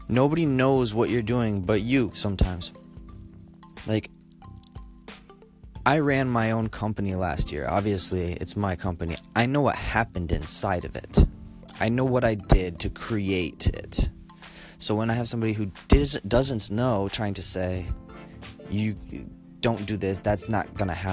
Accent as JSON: {"language": "English", "region": "Colorado", "country": "United States", "tie": "born or raised there", "said": "I grew up in in Colorado"}